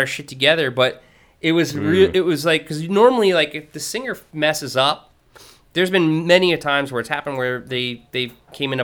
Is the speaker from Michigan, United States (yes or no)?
no; Virginia, United States; I grew up in Virginia